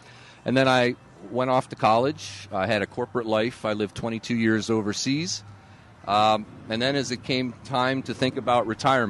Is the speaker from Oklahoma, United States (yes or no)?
no; Pittsburgh, Pennsylvania, United States; I grew up on the Northside, up on Spring Hill.